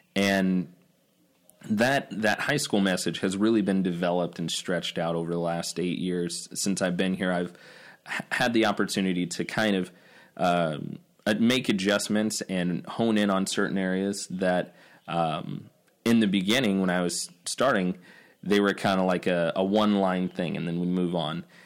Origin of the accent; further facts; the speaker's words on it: Nebraska, United States; I grew up in Nebraska